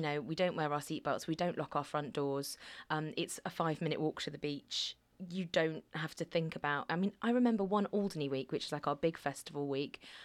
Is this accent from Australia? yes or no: no; Alderney, Guernsey; also born or lived in Cardiff; I wasn't born on Alderney, but I was born in Guernsey